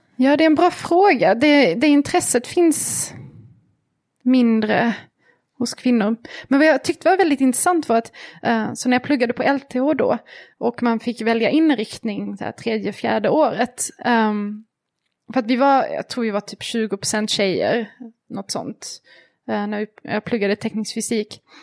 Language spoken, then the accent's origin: Swedish; Malmö, Skåne, Sweden; moved away as an adult; also born or lived in Switzerland; när jag flyttade ifrån Malmö där jag växte upp